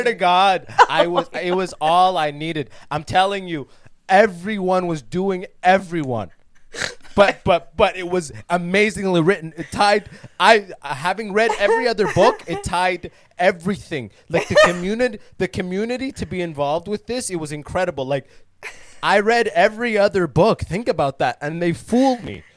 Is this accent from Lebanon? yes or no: no; London, Ontario, Canada; moved away as an adult; also born or lived in Sudan; now in United States; I am born in Sudan, but I came to Canada when I was six